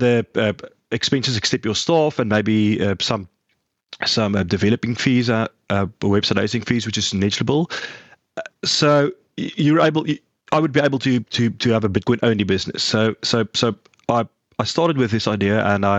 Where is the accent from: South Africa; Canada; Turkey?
South Africa; I am from South Africa